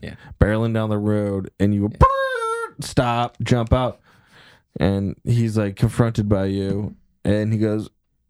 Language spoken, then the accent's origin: English; Cleveland, Ohio, United States; I grew up in Cleveland.